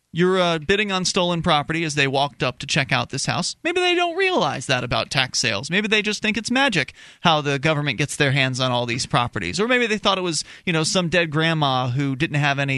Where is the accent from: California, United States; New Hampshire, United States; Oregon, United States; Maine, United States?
New Hampshire, United States; Keene; I'm from Keene, New